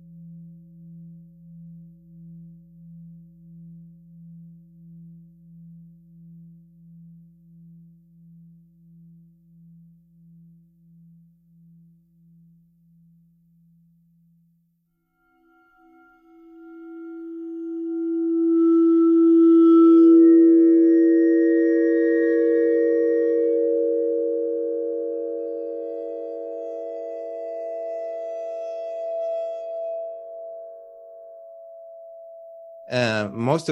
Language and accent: English; Venezuela; English is a second language; moved away as an adult; now in Barcelona, Spain; I just moved from Venezuela to Barcelona